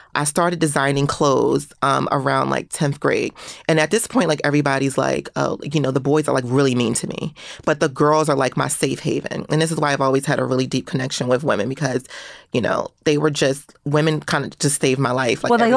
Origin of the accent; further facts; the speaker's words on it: Philadelphia, Pennsylvania, United States; growing up in Philadelphia around that time period